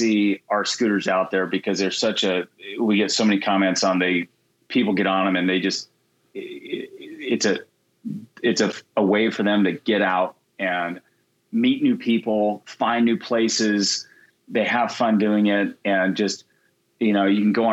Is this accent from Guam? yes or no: yes; Guam; I grew up in Guam.